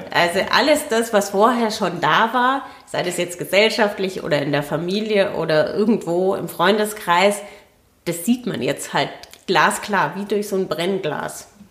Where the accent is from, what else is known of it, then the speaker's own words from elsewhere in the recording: Franconia, Bavaria, Germany; moved away as an adult; now in Berlin, Germany; Ich bin Fränkin und ähm, ja, also exil Exilfränkin